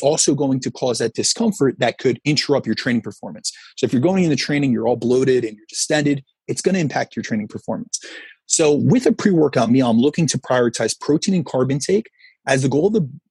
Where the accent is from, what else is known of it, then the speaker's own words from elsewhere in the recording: Northeast, United States; I'm from the Northeast